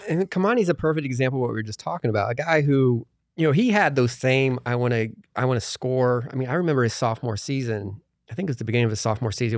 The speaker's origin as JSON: {"language": "English", "region": "Indiana", "country": "United States", "moved": "yes", "said": "I'm from Indiana"}